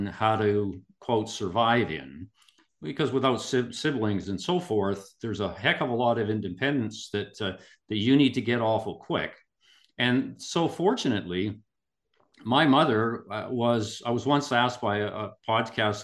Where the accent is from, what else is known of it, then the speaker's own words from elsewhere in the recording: Kimberley, British Columbia, Canada; now in Vancouver, Canada; I was born and raised in Kimberley, British Columbia, Canada